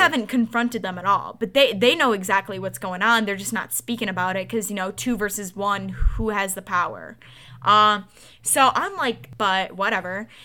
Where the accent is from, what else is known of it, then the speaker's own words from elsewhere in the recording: Wisconsin, United States; also born or lived in suburbs of Detroit, Michigan; now in Michigan, United States; I was born and raised in Wisconsin